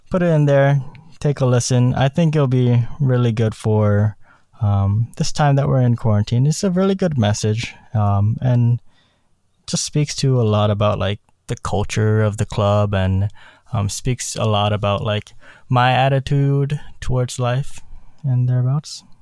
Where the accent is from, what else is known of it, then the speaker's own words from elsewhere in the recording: South Korea; born there; but that all came from my heritage. I was born in South Korea.